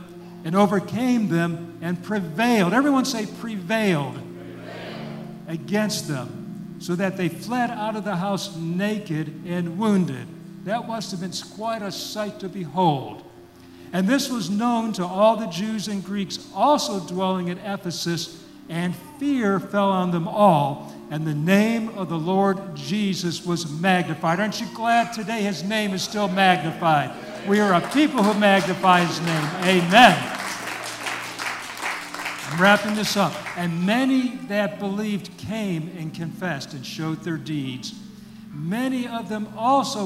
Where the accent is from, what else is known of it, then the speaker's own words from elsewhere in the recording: Detroit, Michigan, United States; moved away as an adult; also born or lived in Philadelphia, Mississippi / Oxford, Mississippi; now in Mississippi, United States; I grew up in the Detroit area in Michigan